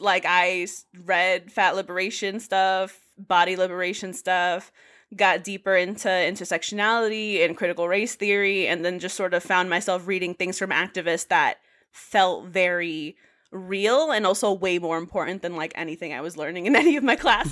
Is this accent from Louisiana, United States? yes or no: no; New York City, New York, United States; moved away as an adult; now in Providence, United States; I'm originally from the Bronx. Um, I just moved to Providence about a year ago for grad school